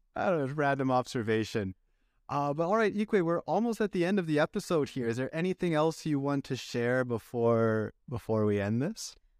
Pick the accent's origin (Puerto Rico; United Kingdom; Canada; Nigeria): Canada; as a Canadian